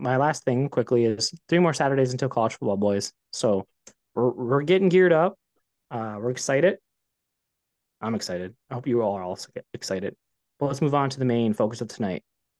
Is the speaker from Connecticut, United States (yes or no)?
no; Michigan, United States; "Yeah, so where are you from?" I was like, "Michigan." I had a Michigan hat on.